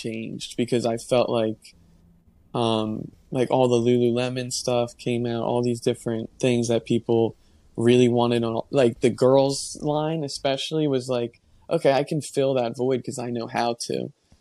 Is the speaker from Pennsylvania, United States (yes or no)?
no; New Jersey, United States; I grew up in New Jersey and I was a high school basketball player